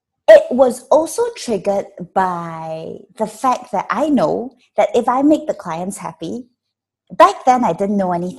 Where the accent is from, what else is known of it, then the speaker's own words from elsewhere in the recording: Malaysia; I am Malaysian. I'm a Malaysian actress